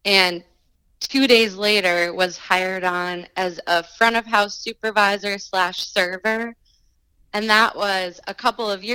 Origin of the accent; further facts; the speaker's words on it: Duluth, Minnesota, United States; moved away as an adult; also born or lived in Winter Park, Colorado; I kind of had this feeling of missing home and wanting to revisit what my hometown was